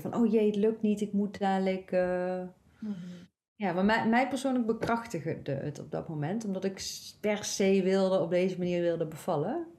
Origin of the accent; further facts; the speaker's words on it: North Brabant, Netherlands; ik kom zelf uit Brabant